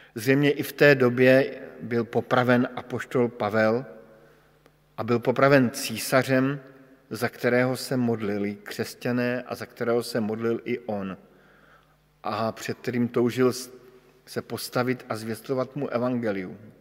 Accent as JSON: {"language": "Czech", "region": "Bohemia", "country": "Czechia", "said": "jsem přišel z Čech, což jste asi všichni pochopili podle českého jazyka"}